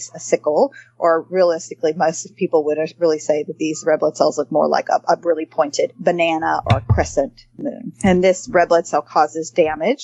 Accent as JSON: {"language": "English", "town": "Shreveport", "region": "Louisiana", "country": "United States", "tie": "born or raised there", "also_born_or_lived": "Memphis, Tennessee", "moved": "as an adult", "said": "I'm a Louisiana girl. I'm born and raised, and I did my medical training in medical school at the Medical School of Louisiana State University, Go Tigers, School of Medicine in Shreveport, which is actually my hometown."}